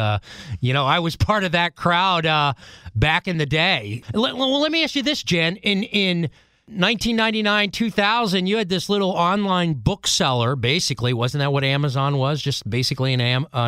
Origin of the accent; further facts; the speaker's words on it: United States; I grew up in the Youngstown, Pittsburgh, Cleveland area